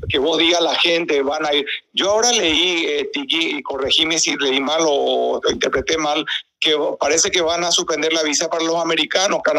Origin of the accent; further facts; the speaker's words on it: Paraguay; moved away as an adult; now in Miami, United States; Que yo que soy paraguayo, ¿verdad? Que vivo acá hace 40 años